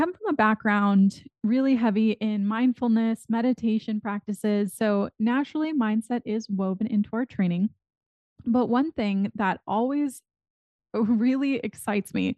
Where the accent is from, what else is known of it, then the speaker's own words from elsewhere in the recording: McAllen, Texas, United States; now in Austin, United States; I grew up in McAllen, Texas, which is at the very southern tip of Texas